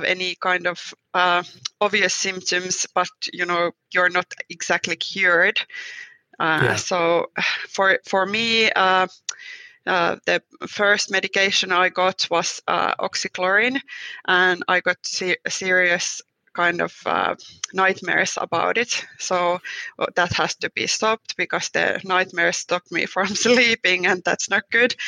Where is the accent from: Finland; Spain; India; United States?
Finland